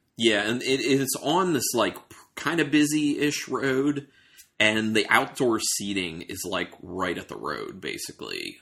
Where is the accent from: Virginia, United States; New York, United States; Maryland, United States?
Maryland, United States; moved away; I'm from Maryland initially